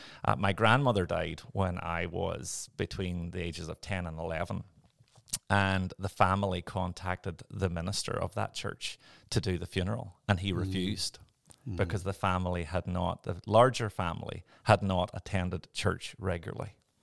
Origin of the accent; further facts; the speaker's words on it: Northern Ireland, United Kingdom; born there; So I was born in Northern Ireland. I will try and speak in a way that people will actually understand my lovely accent.